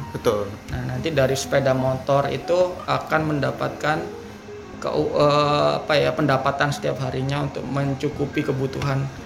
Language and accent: Indonesian; Pasuruan, East Java, Indonesia; Asli Jawa Timur, lahir di Pasuruan 29 tahun yang lalu.